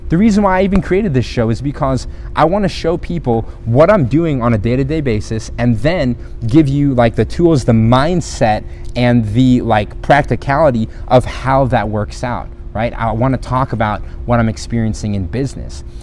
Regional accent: Philippines; also born or lived in South America; My parents were missionaries. I grew up in the Philippines, in South America.

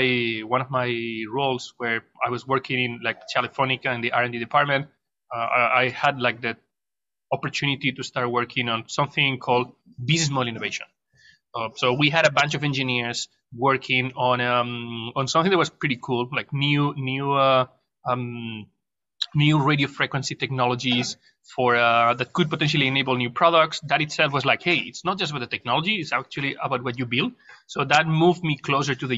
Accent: Barcelona, Catalonia, Spain; moved away as an adult; also born or lived in Madrid; now in Shanghai, China; I'm Spanish. I was born in Madrid, raised in Barcelona. I spent a third of my life in Barcelona. Then I moved back to Madrid

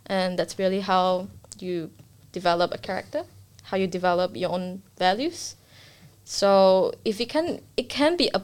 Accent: Singapore; now in Australia; I'm Singaporean, and my parents are pretty strict.

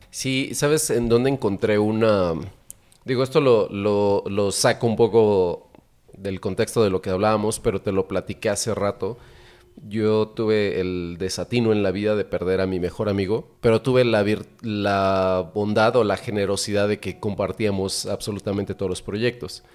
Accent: Mexico; yo ya no soy el mexicano que está orgulloso de ser mexicano

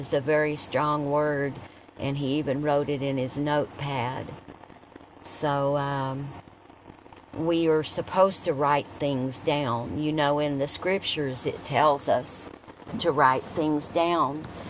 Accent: Tazewell, Tennessee, United States; I was raised in Tazewell

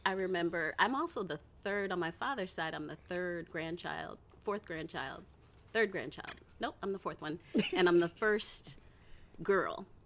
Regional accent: Cleveland, Ohio, United States; moved away as an adult; also born or lived in California; now in Oakland, United States; I was born and raised in Cleveland, Ohio

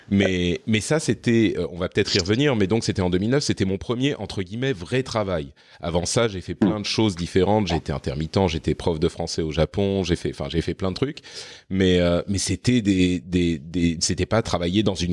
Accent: Lebanon; born there; also born or lived in Cyprus / France; j'ai vécu à, euh, à Chypre quand j'étais adolescent, j'ai vécu au Liban, j'ai vécu. Enfin, je suis, je suis né au Liban en fait.

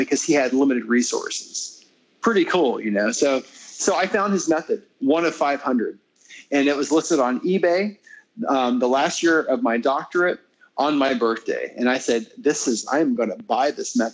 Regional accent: United States; I'm American

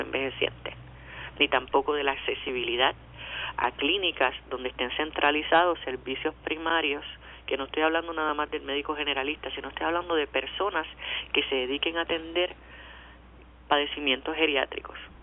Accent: Puerto Rico; Yo no quiero seguir siendo una mera puertorriqueña

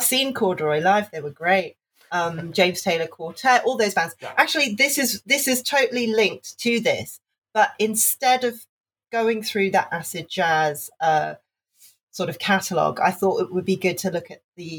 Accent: Hong Kong; Okay, so I grew up in Hong Kong. And at that time in the 90s, Hong Kong was still a British colony.

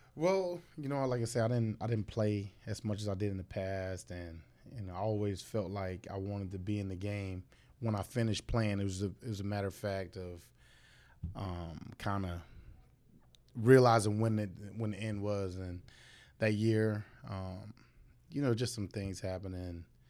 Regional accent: Fort Myers, Florida, United States; I was born and raised Fort Myers

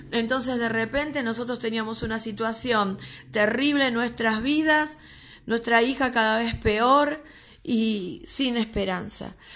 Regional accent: Buenos Aires, Argentina; nosotros somos de Argentina, peor, perdón que no lo, no lo aclaré antes, somos de Argentina, Buenos Aires, quizás por el tono se den cuenta.

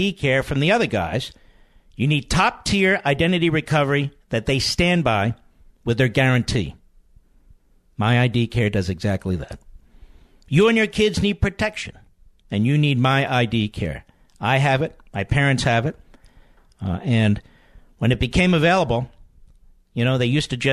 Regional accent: Pennsylvania, United States; I was from Pennsylvania.

